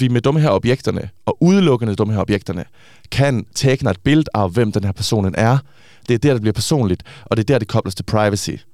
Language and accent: Swedish; Denmark; Swedish is a second language; jag är dansker